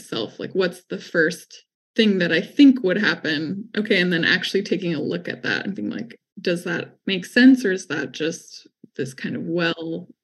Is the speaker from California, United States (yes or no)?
yes; California, United States; as a Californian, reading her in high school